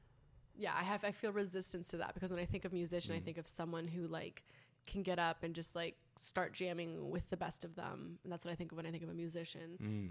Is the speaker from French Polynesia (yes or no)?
yes; French Polynesia; born there; I was born in Tahiti. My biological father passed away when I was 6 months old.